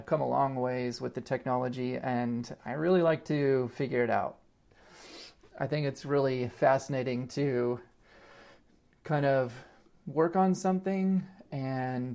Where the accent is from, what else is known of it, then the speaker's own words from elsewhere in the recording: Vancouver, Washington, United States; moved away as an adult; also born or lived in Eugene, Oregon / Hyde Park, New York / Seattle / San Francisco; I was born in Eugene, and then we moved around a little bit, and then I grew up in Vancouver, Washington.